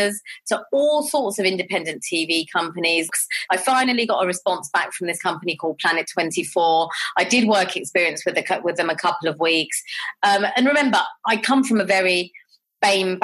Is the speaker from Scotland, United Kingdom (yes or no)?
no; London, United Kingdom; I grew up in Southall and Harlesden